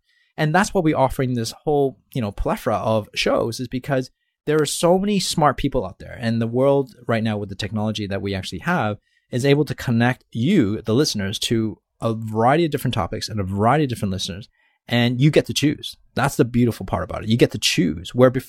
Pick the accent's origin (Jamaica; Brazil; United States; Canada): Canada; accent: Canadian; I thought it was my Canadian accent here.